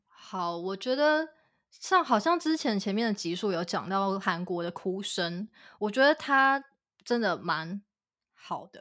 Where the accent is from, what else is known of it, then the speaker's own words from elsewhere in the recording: Kaohsiung, Taiwan; also born or lived in London, United Kingdom; 我自己作为高雄人